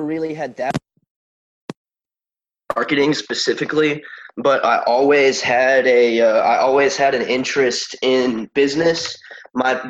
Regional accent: Wimberley, Texas, United States; born or raised there

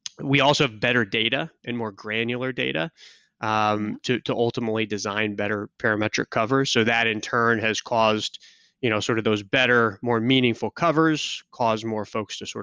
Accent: Kansas City, United States; moved away; I was born and raised in Kansas City.

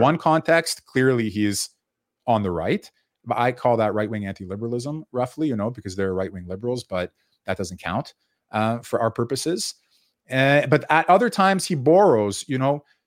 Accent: Canada; I was born in Canada

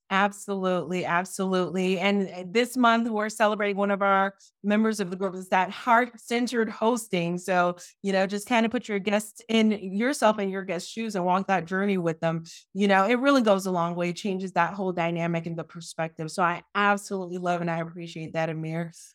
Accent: Miami, Florida, United States; I'm from Miami.

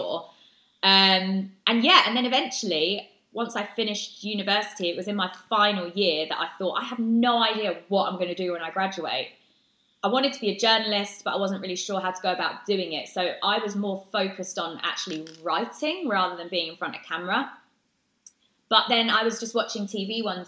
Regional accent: Brighton, South East England, United Kingdom; in Brighton, which is my hometown.

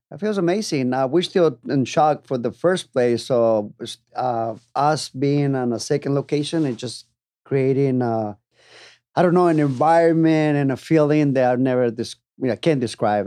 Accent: Tijuana, Baja California, Mexico; moved away as an adult; also born or lived in San Diego; now in Las Vegas, United States; I'm original from Tijuana, born and raised. Uh, been there. I was there until I was 21, 22 years old

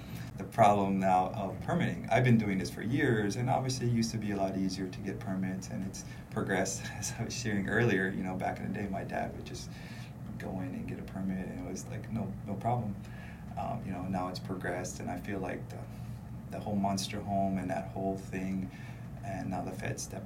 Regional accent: Hawaii, United States; I'm not Hawaiian. I'm born and raised, but I'm not Hawaiian

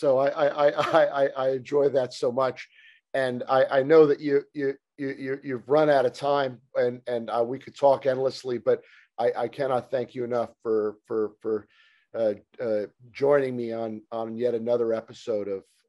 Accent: New York, United States; I was born here in New York

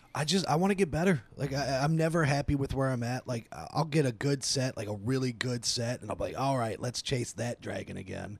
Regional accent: Dayton, Ohio, United States; also born or lived in Atlanta, Georgia; I was born in Atlanta, uh, moved to Dayton when I was around two.

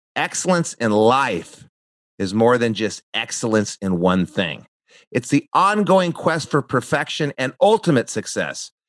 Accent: New Mexico, United States; moved away as an adult; also born or lived in Santa Barbara, California; I grew up in New Mexico

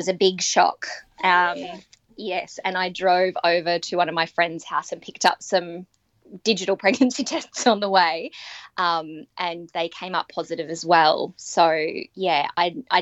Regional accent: Australia; now in Mount Isa, Australia; I'm Australian

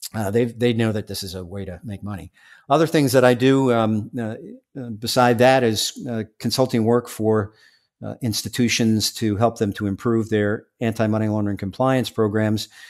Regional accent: New York City, New York, United States; I'm from Staten Island

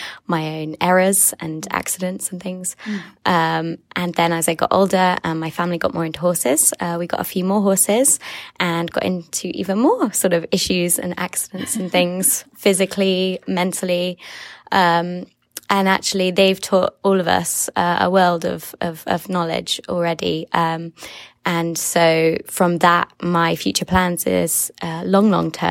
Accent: England, United Kingdom; I'm from England.

